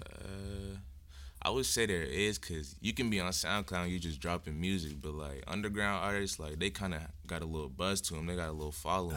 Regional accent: Lowell, Massachusetts, United States; moved away as an adult; now in Tacoma, United States; I'm from Lowell, Massachusetts

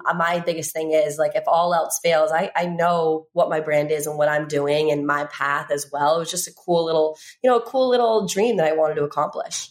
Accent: Virginia, United States; where I grew up in Virginia

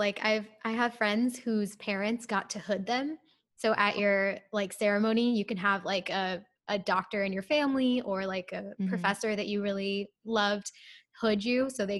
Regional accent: India; so I'm actually from India. But whenever I go to India, I travel to the specific city that I'm from

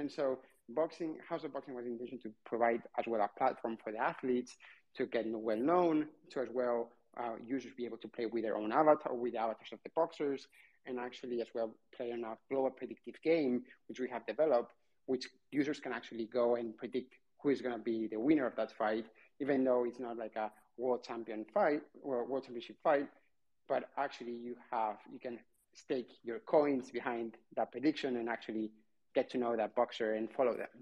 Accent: Barcelona, Catalonia, Spain; I'm from Barcelona

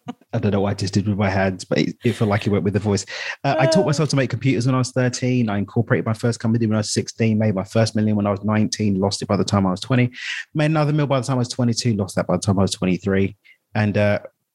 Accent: London, United Kingdom; I'm from East London.

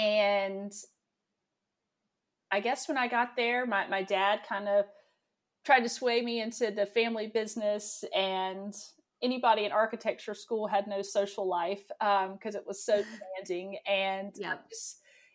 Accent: Jacksonville, North Carolina, United States; also born or lived in Emerald Isle, North Carolina; I grew up in Eastern North Carolina. We lived in a little town called Jacksonville

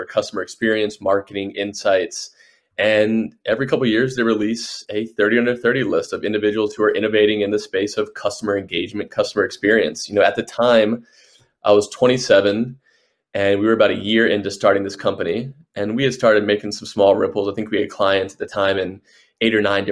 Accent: Chesapeake, Virginia, United States; moved away as an adult; also born or lived in Washington, D.C.; born and raised in Chesapeake, Virginia

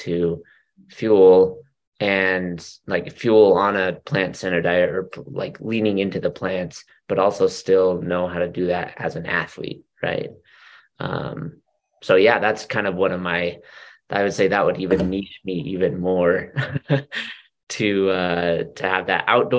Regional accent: Utah, United States; born or raised there; now in Orem, United States

